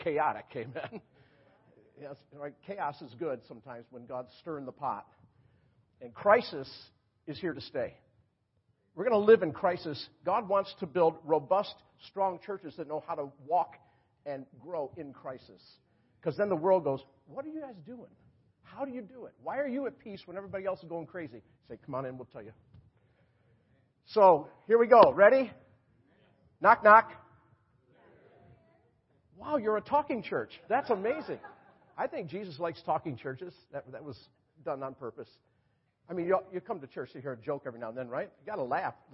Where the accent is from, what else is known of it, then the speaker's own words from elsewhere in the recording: Rochester, New York, United States; also born or lived in Florida; now in North Carolina, United States; I was up in my hometown, Rochester, New York